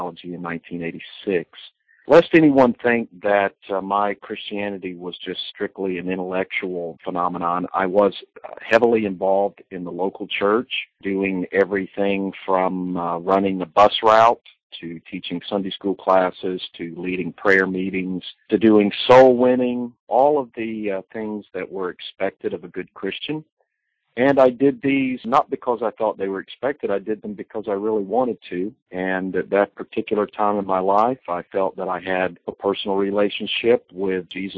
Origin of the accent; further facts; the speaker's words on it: Georgia, United States; I was born in the Bible Belt, born in Georgia, to a family